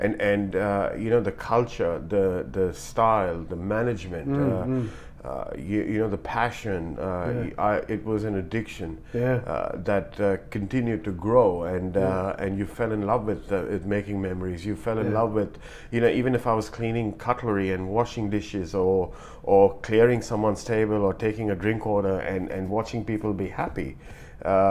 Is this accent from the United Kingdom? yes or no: no; India; moved away as an adult; now in Australia; I come from India